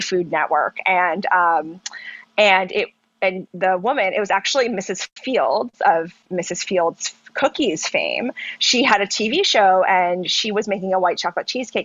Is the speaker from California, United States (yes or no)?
no; Charlotte, North Carolina, United States; also born or lived in Pennsylvania; I was born in Pennsylvania and grew up in North Carolina.